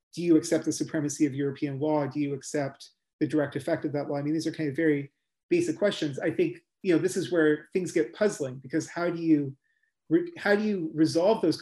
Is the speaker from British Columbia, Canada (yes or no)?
yes; Vancouver, British Columbia, Canada; now in London, United Kingdom; I'm actually from Vancouver, Canada originally